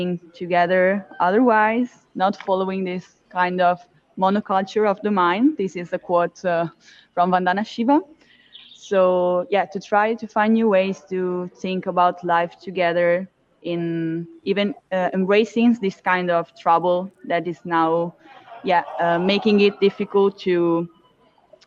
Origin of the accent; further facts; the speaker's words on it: Milan, Lombardy, Italy; I come from Milan in Italy.